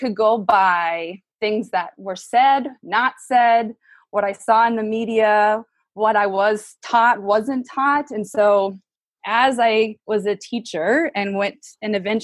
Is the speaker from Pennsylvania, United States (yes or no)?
no; Minnesota, United States; I grew up in Minnesota, definitely grew up in a segregated